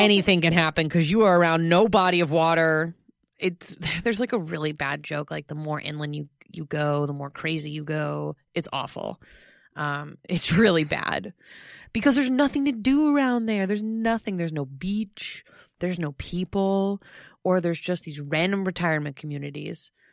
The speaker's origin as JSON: {"language": "English", "region": "Florida", "country": "United States", "tie": "born or raised there", "said": "Florida is my home state. It's my home."}